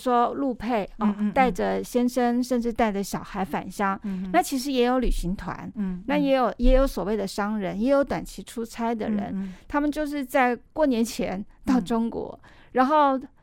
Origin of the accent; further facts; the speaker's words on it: Taiwan; 我们台湾